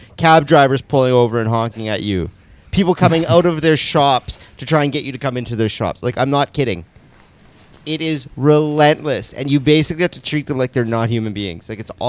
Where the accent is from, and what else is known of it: Canada